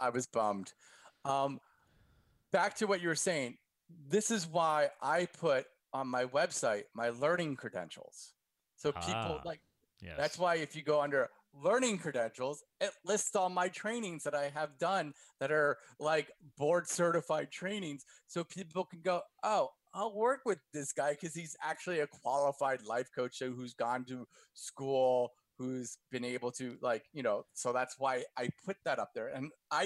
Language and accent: English; Somerville, New Jersey, United States; also born or lived in Branchburg, New Jersey; I was at Somerville